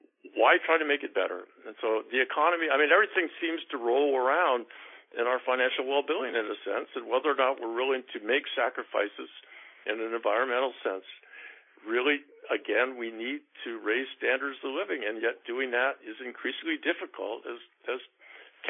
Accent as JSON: {"language": "English", "town": "Seattle", "region": "Washington", "country": "United States", "tie": "born or raised there"}